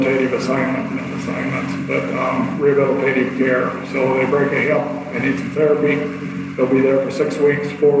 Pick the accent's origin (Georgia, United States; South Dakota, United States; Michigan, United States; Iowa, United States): Iowa, United States; Kalona; I was born and raised in Kelowna. I grew up down the street from where I work